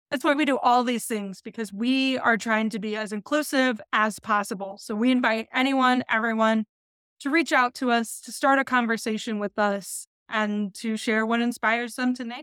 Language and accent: English; Midwest, United States; And being a Midwesterner myself, I also know that a lot of Midwesterners leave the area and a lot of people move into the area.